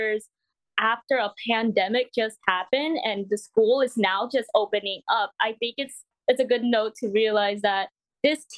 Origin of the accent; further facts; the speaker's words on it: California, United States; moved away; I'm from California